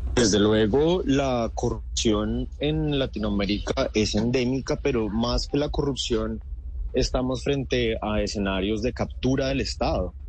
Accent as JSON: {"language": "Spanish", "country": "Colombia", "moved": "yes", "lives_now": "Ecuador", "said": "estar acá en Ecuador como colombiano"}